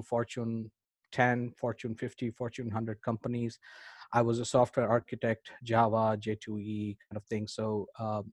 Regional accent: India; I grew up in India.

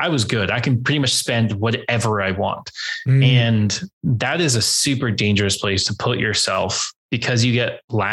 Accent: San Diego, California, United States; I grew up in San Diego

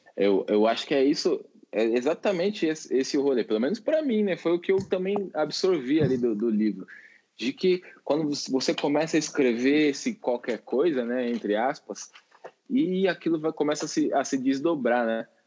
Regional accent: São Paulo, Brazil; also born or lived in Minas Gerais; Sou nascido em São Paulo, mas estava morando lá.

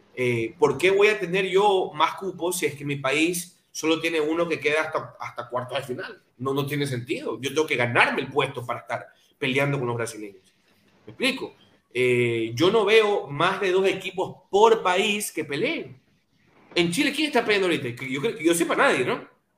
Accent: Ecuador; also born or lived in Guayaquil; como ecuatorianos

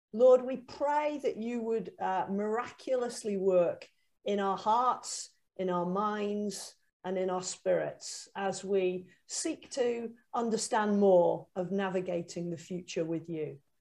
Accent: Huddersfield, Yorkshire and the Humber, United Kingdom; I am from Huddersfield.

